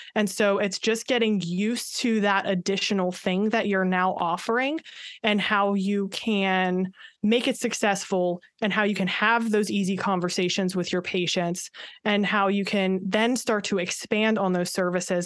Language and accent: English; Pittsburgh, Pennsylvania, United States; moved away as an adult; now in Maryland, United States; I am from the Pittsburgh area originally, born and raised